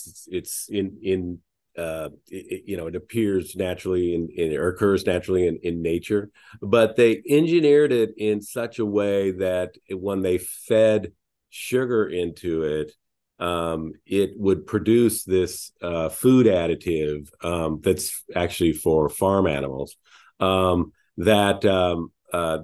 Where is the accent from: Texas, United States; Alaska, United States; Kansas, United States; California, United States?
Alaska, United States; moved away; also born or lived in New York / Japan; I was born in Alaska